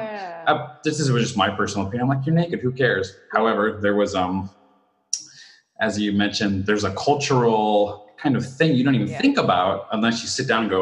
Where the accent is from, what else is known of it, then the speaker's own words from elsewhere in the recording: United States; now in Japan; when I was raised in the States, you did not see your family members